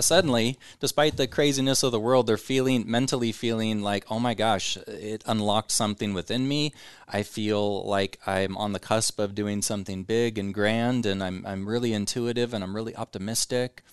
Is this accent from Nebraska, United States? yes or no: yes; Omaha, Nebraska, United States; I'm born and raised in Omaha.